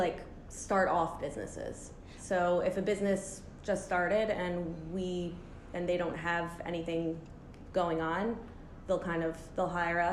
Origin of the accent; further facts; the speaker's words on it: United States; I'm American.